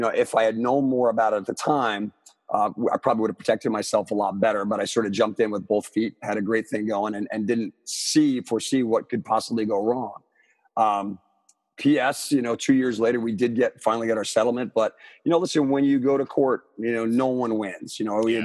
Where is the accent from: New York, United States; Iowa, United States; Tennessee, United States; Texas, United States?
New York, United States; Armonk; my hometown, which is Armonk, New York, back in Westchester County